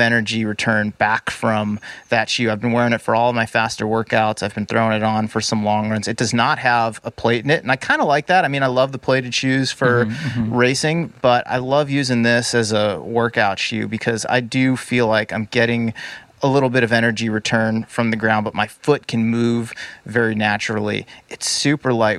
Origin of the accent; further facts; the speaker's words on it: Boston, Massachusetts, United States; now in Bay Area, United States; I grew up in the Boston area